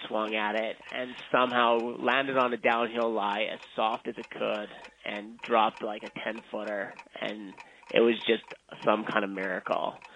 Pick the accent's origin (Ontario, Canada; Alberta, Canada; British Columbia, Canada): Alberta, Canada; Vauxhall; also born or lived in Brooks, Alberta; Vauxhall, Alberta is where I was born. I live not too far from there, a little, little city called Brooks, Alberta